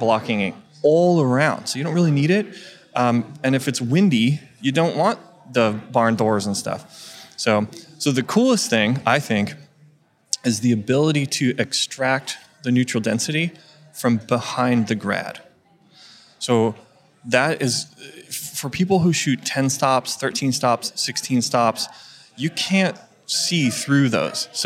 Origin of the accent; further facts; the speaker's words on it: California, United States; my home state of California